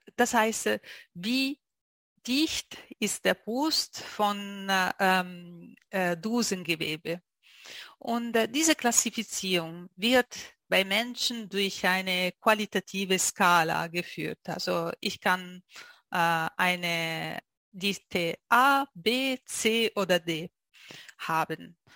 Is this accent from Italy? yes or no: yes; Italy; German is a second language; moved away as an adult; now in Zurich, Switzerland; ich bin Italienerin und äh, lebe in die Schweiz so äh, schon seit zwölf Jahren in Zürich